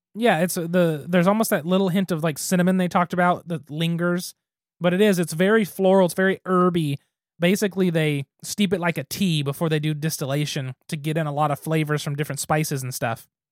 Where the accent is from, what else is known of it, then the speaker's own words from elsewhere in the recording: Gary, Oklahoma, United States; my hometown does not need to be the capital of anything